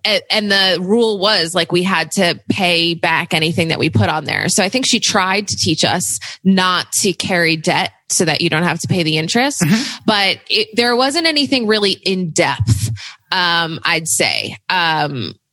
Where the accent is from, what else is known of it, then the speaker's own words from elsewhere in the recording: New Jersey, United States; also born or lived in New York City; I grew up in New Jersey